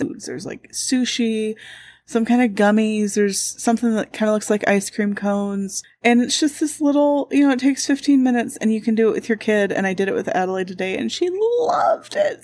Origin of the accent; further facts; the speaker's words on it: Indiana, United States; I'm from Indiana